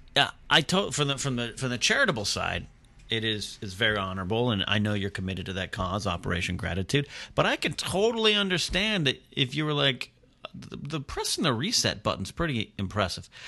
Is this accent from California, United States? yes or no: yes; Pismo Beach, California, United States; moved away as an adult; move only three hours south to here from my hometown of Pismo Beach